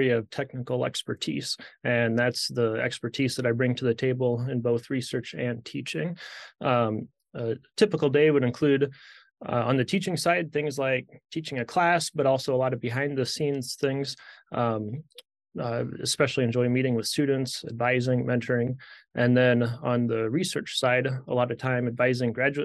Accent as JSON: {"language": "English", "region": "South Dakota", "country": "United States", "tie": "born or raised there", "also_born_or_lived": "St. Louis", "moved": "as an adult", "lives_now": "Nebraska, United States", "said": "I grew up in South Dakota, just north of here, on a farm in the southeastern part of the state."}